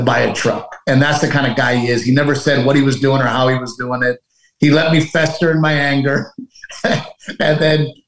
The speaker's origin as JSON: {"language": "English", "town": "Portland", "region": "Texas", "country": "United States", "tie": "born or raised there", "also_born_or_lived": "Los Angeles", "moved": "as an adult", "said": "we both grew up in Little Gregory, Portland, Texas"}